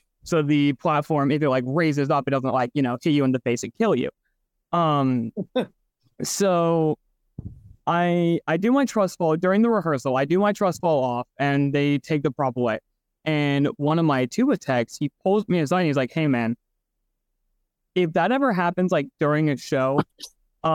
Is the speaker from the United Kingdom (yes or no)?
no; Oregon, United States; I was born in Oregon, raised there for a while